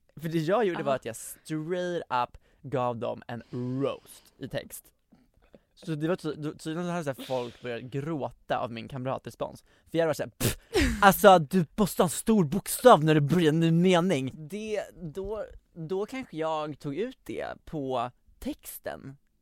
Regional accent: Västerås, Västmanland, Sweden; jag är från Västerås uppenbarligen

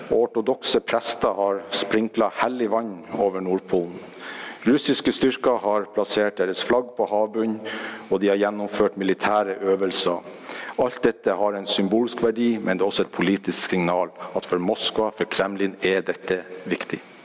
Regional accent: Norway; Som nordmenn

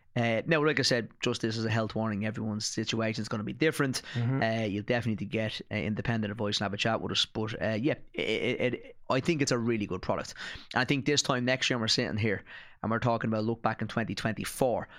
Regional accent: Ireland; I'm an Irish citizen

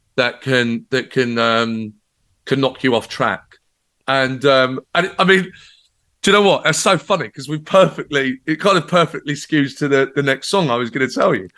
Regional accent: Brighton, South East England, United Kingdom; my hometown in Brighton

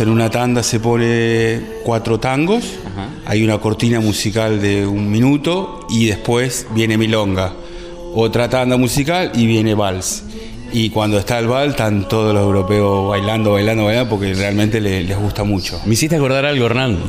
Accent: Argentina; now in Devon, United Kingdom; fue como volver a encontrarme con mi cultura en este país, acá en Inglaterra

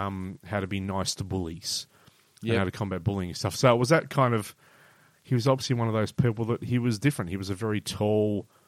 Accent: Barnes, London, United Kingdom; I was born in Barnes too. Mill Barnes.

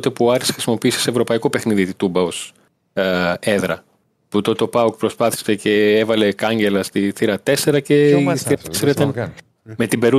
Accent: Volos, Thessaly, Greece; γεννήθηκα μεγάλο στη Θεσσαλονίκη. Μεγάλο στο Βόλο που έχει πιο πολύ επιρροέ. Είμαστε κάτω από τα βλάκια εμεί.

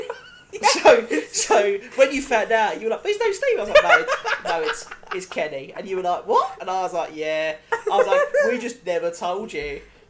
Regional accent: Grays, East of England, United Kingdom; born or raised there; moved away

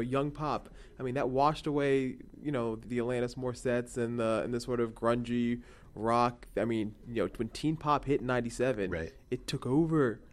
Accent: Houston, Texas, United States; I'm from Houston

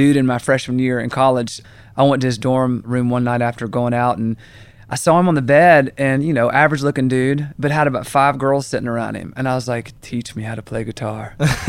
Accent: Augusta, Georgia, United States; Man, I grew up in Augusta, Georgia.

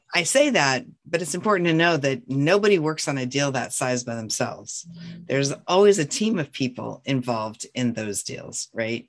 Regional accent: North Central Montana, United States; I was born and raised in North Central Montana on a ranch

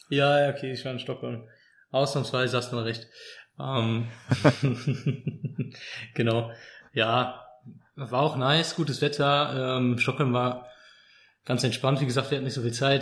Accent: Cologne, North Rhine-Westphalia, Germany; ich als als Kölner

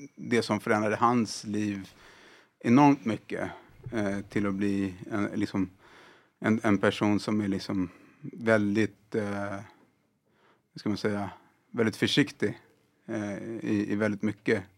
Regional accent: Sweden; Jag är född och uppvuxen här i, i Sverige

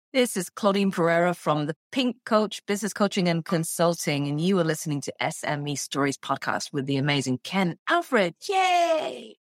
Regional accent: England, United Kingdom; moved away as an adult; now in Canada; I'm English, born and raised in, in the U K

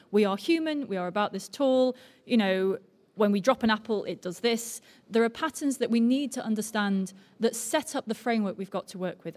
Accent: Altrincham, North West England, United Kingdom; now in London, United Kingdom; I came from near here, actually. I was brought up in Altrincham, but I'm now in London

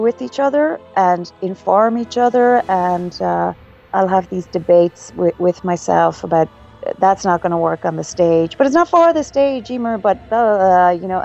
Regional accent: Ireland; I'm Irish

